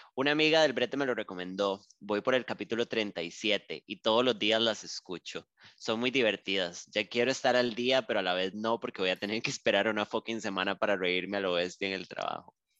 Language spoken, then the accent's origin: Spanish; Costa Rica; yo aquí en Costa Rica